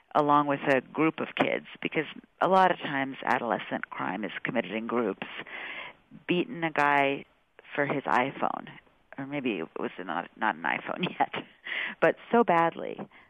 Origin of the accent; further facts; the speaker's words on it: California, United States; I'm from California